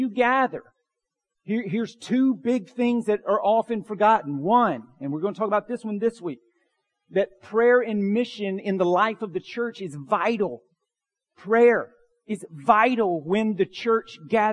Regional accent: Bartow County, Georgia, United States; Growing up in Bartow County

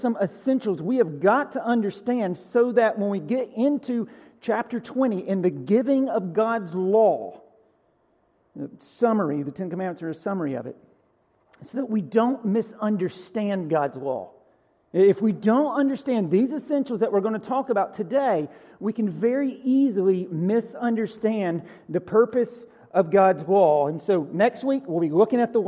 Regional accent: Bartow County, Georgia, United States; now in Tennessee, United States; Tennessee's not my first home. I grew up in Bartow County, Georgia.

